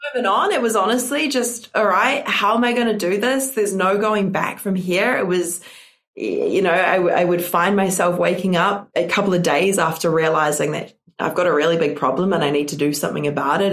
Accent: New Zealand; I am not from Australia. I am from New Zealand

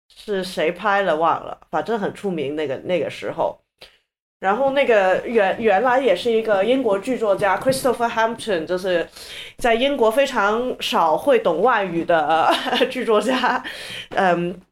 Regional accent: China; 我们中国人

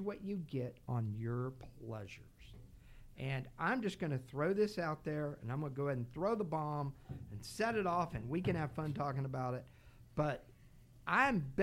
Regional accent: Texas, United States; I grew up in Texas.

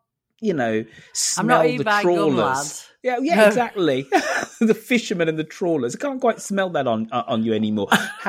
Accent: Birmingham, West Midlands, United Kingdom; accent: Birmingham; my Birmingham accent

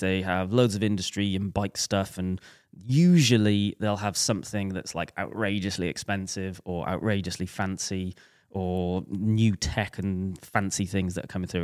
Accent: Welsh, Wales, United Kingdom; we're both Welsh

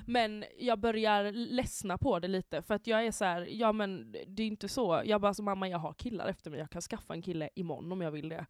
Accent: Halmstad, Halland County, Sweden; moved away; jag var hemma i Halmstad

